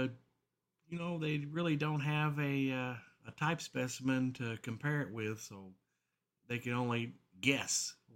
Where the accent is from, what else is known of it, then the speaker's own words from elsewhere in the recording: Horse Cave, Kentucky, United States; here in my hometown of Horse Cave